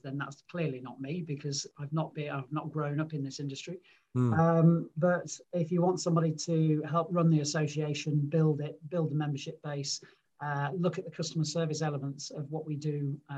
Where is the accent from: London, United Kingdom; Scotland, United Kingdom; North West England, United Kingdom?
North West England, United Kingdom; Manchester; also born or lived in Lancashire; So I'm a Mancunian. I was born and grew up in Manchester.